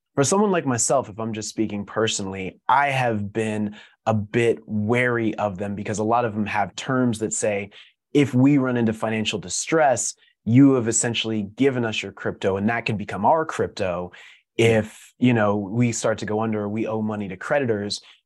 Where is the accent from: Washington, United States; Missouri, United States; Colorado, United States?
Colorado, United States; Denver; moved away; growing up kinda in the middle of the country, I'm originally from Denver